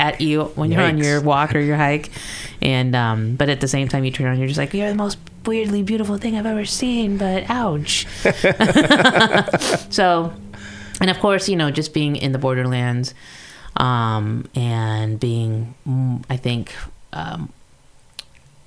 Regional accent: Los Angeles, California, United States; moved away as an adult; now in Tucson, United States; I'm from Los Angeles

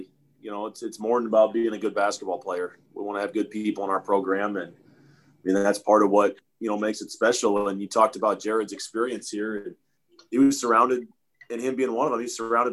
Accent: Omaha, Nebraska, United States; moved away as an adult; I grew up in Omaha

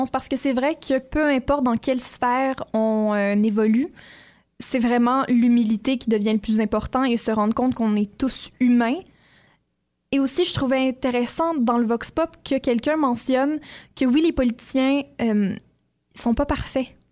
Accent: France; now in Canada; Ben plus celle de la France parce que je viens de France, mais j'essaie de suivre le plus possible.

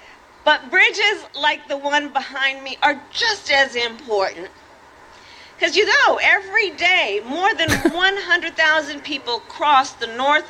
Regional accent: California, United States; I'm a Californian

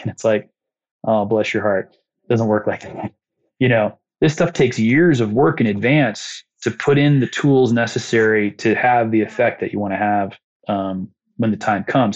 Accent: Muncie, Indiana, United States; It's my hometown

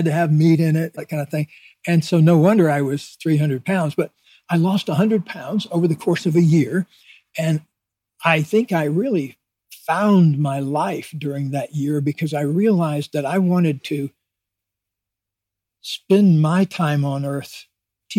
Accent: Deep South, United States; born or raised there

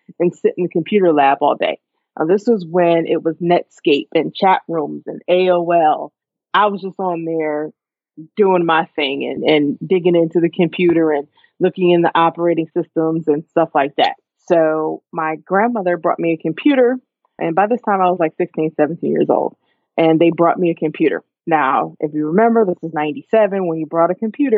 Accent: Poughkeepsie, New York, United States; moved away as an adult; also born or lived in Newburgh, New York; now in Atlanta, United States; Yes, I am originally from Newburgh, New York. That's where I was born. And a little bit later in life, when I'm 5, my family relocated to Poughkeepsie, New York, which is just up the road

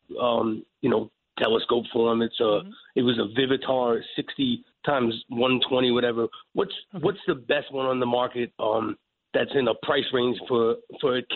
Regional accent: New York, United States; we're from New York

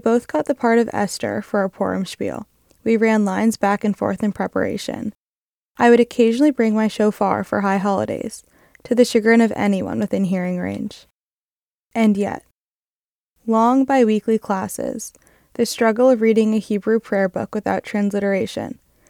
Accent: New York, United States; Growing up in New York, I was surrounded by Judaism. I went to preschool at my temple and learned the Hebrew alphabet in conjunction with English.

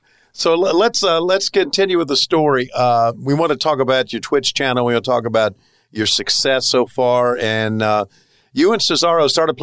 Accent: Virginia, United States; me being a native of Richmond, I mean of Virginia, and have a lot of family in Richmond

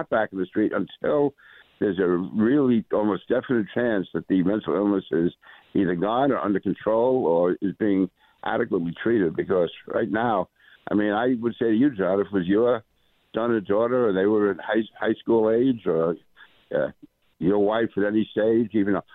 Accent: New York City, New York, United States; I grew up in Queens, went to a high school in Brooklyn

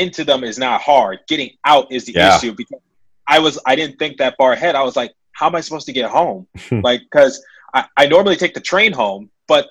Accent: Philadelphia, Pennsylvania, United States; I'm from Philadelphia.

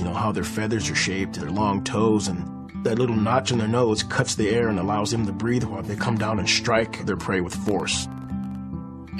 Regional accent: Riverside, California, United States; I grew up in Riverside, California.

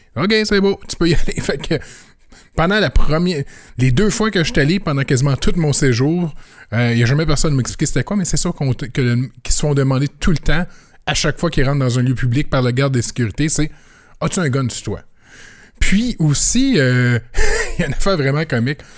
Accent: Canada; je suis canadien

